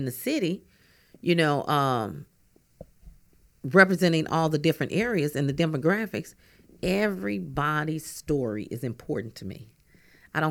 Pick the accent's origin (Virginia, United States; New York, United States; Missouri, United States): Missouri, United States; St. Louis; I grew up in North St. Louis.